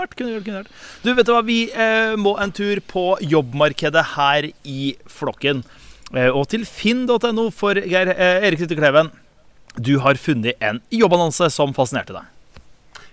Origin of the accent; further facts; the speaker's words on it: Råde, Østfold, Norway; hjemme i Råde i Østfold